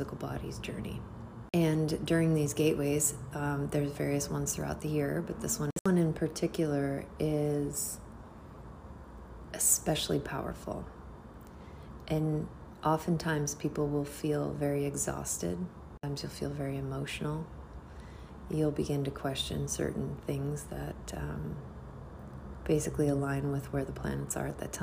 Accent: United States; I'm American. I was born and raised in America.

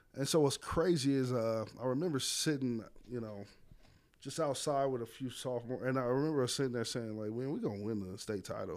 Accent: Las Vegas, Nevada, United States; born and raised in Las Vegas, Nevada

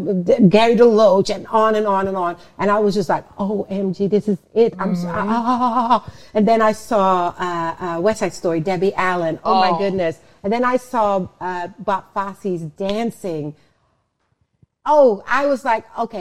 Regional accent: Netherlands; also born or lived in Suriname / New York; now in Los Angeles, United States; I was born in Suriname, South America, and raised in the Netherlands, and then moved by myself to New York, and then

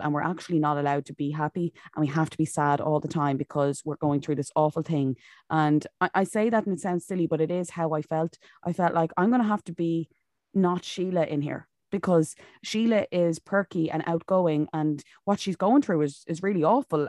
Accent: County Wicklow, Ireland; now in Monaghan, Ireland; originally I'm from Wicklow, but I'm living up in Monaghan at the moment.

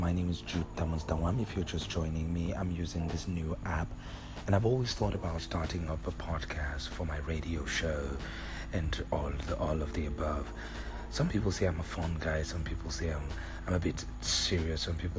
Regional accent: Nigeria; I'm a Nigerian.

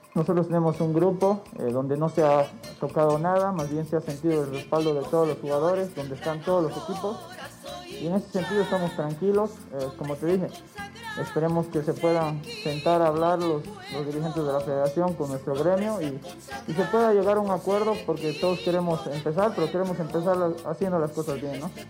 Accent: Bolivia; como buenos bolivianos

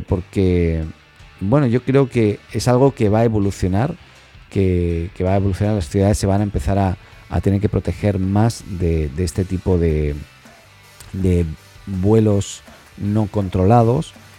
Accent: Catalonia, Spain; soy catalán

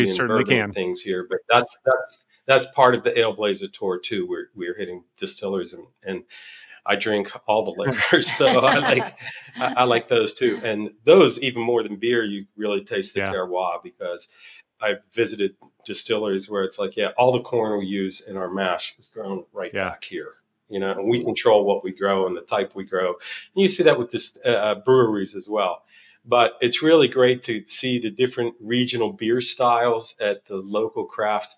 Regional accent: Pittsburgh, Pennsylvania, United States; moved away; also born or lived in Albuquerque, New Mexico / Asheville, North Carolina; I grew up in Pittsburgh

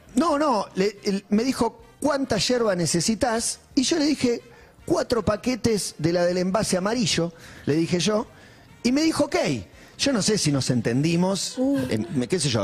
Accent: Argentina; soy periodista deportivo argentino

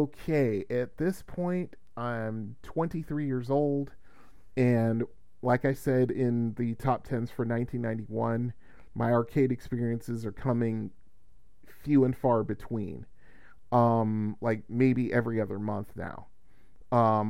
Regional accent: Bridgeport, Connecticut, United States; moved away as an adult; also born or lived in Melbourne, Florida; decided to make the move and leave my hometown, because, you know, nothing was working for me down here, or in Bridgeport, I should say.

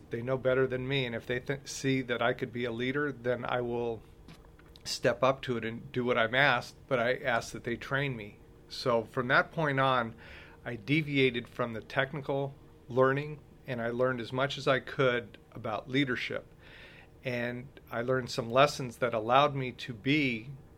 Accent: Southern California, United States; I was born and raised in Southern California

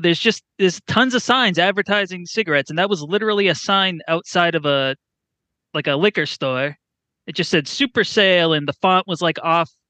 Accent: New Hampshire, Massachusetts area, New England, United States; I'm from New Hampshire, Massachusetts area

